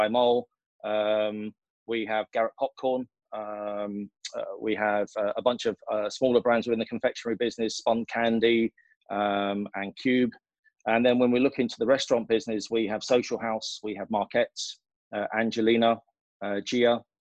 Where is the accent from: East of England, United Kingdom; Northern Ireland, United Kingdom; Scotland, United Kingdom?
East of England, United Kingdom; Essex; moved away as an adult; also born or lived in London; now in United Arab Emirates; I grew up in a council house in Essex.